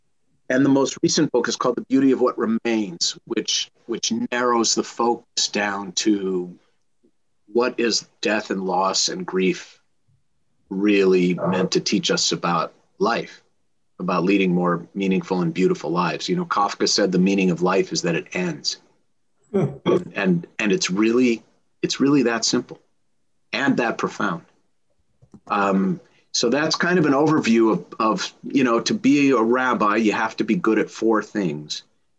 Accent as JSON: {"language": "English", "region": "Minnesota", "country": "United States", "lives_now": "Los Angeles, United States", "said": "I came from Minnesota. They were both raised in LA, but they both love hockey and they both love the Minnesota Vikings."}